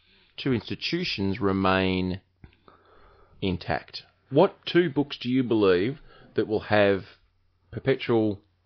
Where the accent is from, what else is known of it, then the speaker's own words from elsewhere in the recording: New York, United States; It's like I'm from New York. I just can't talk like that.